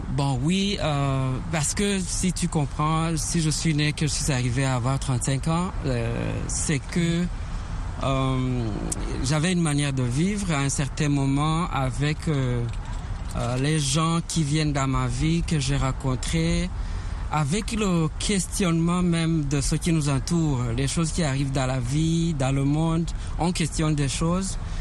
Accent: Rwanda; Je suis euh, originaire du Rwanda

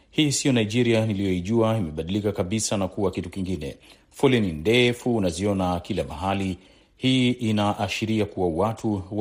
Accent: Dar es Salaam, Tanzania; natokea Dar es Salaam.

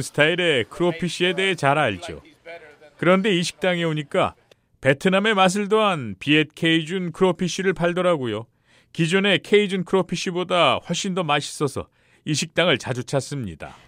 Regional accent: southern Louisiana, United States; 저는 루이지애나 남부에서 태어나 자랐습니다.

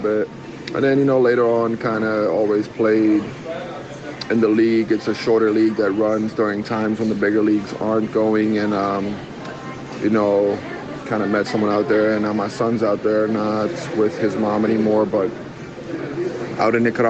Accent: United States; now in South Africa; growing up in the States for a good amount of my life.

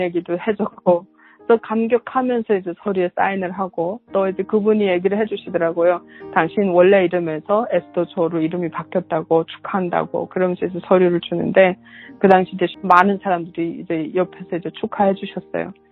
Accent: North Korea; also born or lived in China; now in United States; 북한에서 태어난 다는 것 자체가 나는 수치스럽게 생각하니.

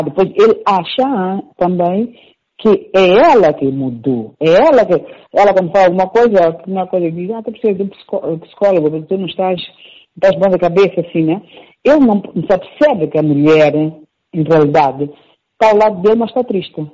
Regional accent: Mozambique; moved away as an adult; now in Italy; Lutei, lutei, agora estou moçambicana, mas eu nunca deixei de dizer que sou moçambicana.

